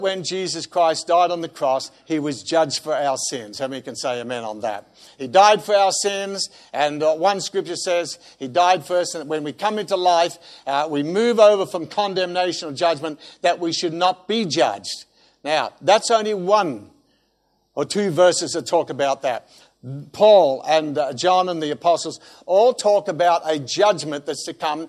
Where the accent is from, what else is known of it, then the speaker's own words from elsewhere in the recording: Australia; being an Australian